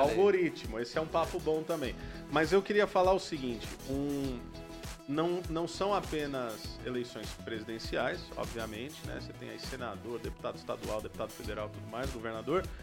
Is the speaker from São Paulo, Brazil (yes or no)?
yes; Santos, São Paulo, Brazil; born there; moved away as an adult; now in Paraná, Brazil; Então, nasci em Santos, litoral de São Paulo, tô aqui, já sou paranaense de coração.